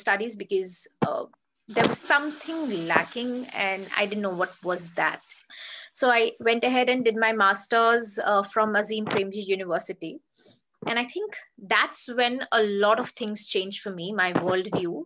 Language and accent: English; Bihar, India; I am from Bihar